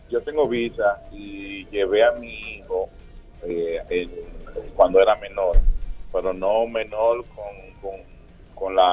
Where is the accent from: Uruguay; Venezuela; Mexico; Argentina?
Venezuela; moved away as an adult; now in Dominican Republic; Yo soy venezolano, eh, resido ya aquí siete años en la República Dominicana.